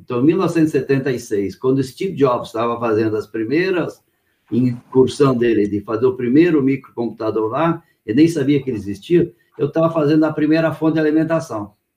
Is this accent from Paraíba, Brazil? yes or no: no; Lajeado, Rio Grande do Sul, Brazil; now in São Paulo, Brazil; eu nasci no Rio Grande do Sul, na cidade de Lajeado